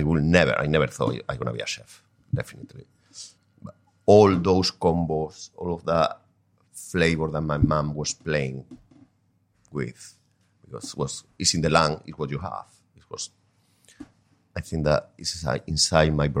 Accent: Spain; moved away; I grew up in a village

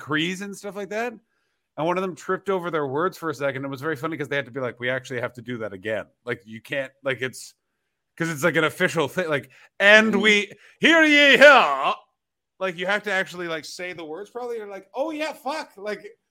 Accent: Ottawa, Ontario, Canada; my hometown of Ottawa

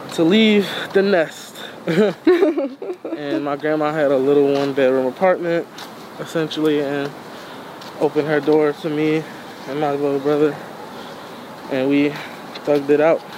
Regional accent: Philadelphia, Pennsylvania, United States; I'm from West Philly

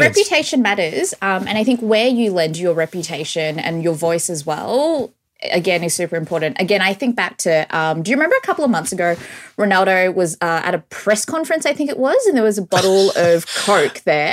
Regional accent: Australia; growing up in Australia

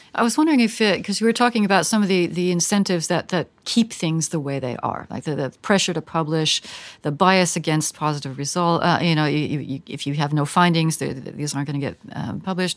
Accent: United States; speaking as an American

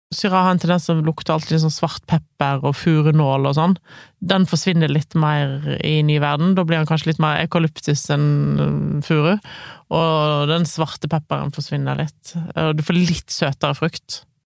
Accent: Voss, Vestland, Norway; moved away; Mesteparten av nyttårsaftene har jo ferd på Voss. Det er jo der jeg kommer fra, ofte har vært hjemme på nyttårsaften

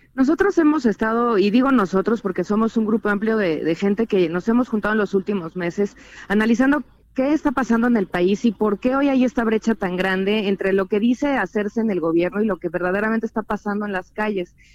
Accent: Chilango, Mexico City, Mexico; los chilangos la esperamos

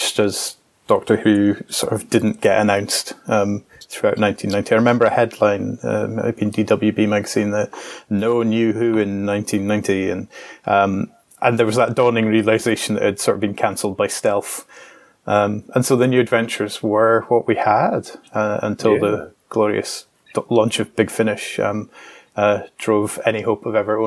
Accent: Scotland, United Kingdom; also born or lived in Glasgow; as a Scottish person

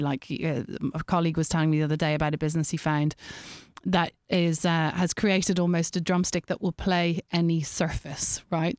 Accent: Ireland; being Irish

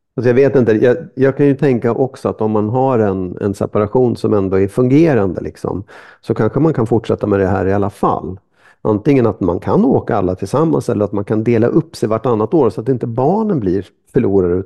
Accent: Sweden; man är lite kufig som lång svensk

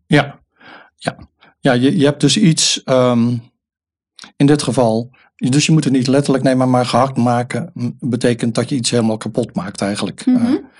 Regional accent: Rotterdam, South Holland, Netherlands; ik ben ook een Rotterdammer

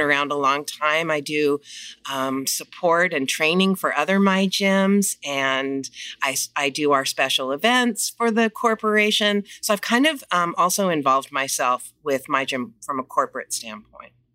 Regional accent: Los Angeles, California, United States; moved away as an adult; also born or lived in Coachella Valley; I'm born and raised in Los Angeles

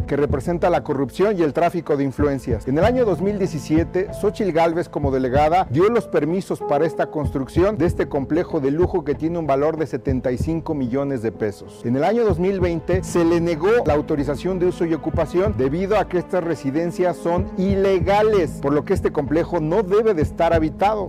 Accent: Saltillo, Coahuila, Mexico; yo soy de Saltillo

